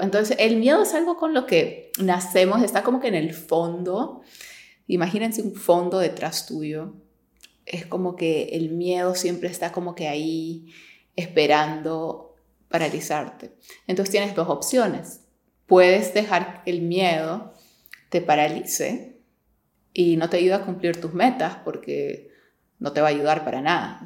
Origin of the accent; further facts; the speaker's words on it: Peru; moved away as an adult; also born or lived in New York, United States; now in Miami, United States; yo soy de Perú, me mudé a Nueva York a estudiar.